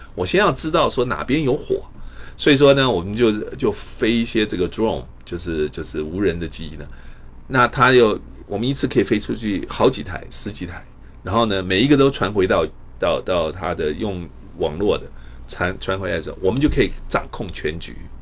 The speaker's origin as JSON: {"language": "Chinese", "town": "Taipei", "country": "Taiwan", "tie": "born or raised there", "also_born_or_lived": "Pingtung, Taiwan / Iowa, United States", "moved": "as an adult", "lives_now": "United States", "said": "我是台湾屏东出生，台北长大。呃，我一九八三年，呃，清华数学系毕业以后呢，我到美国的爱华大学进修。我一九九二年，一九九零年取得博士，呃，学位。然后一九九八年，我加入这个美国太空总署，J P L"}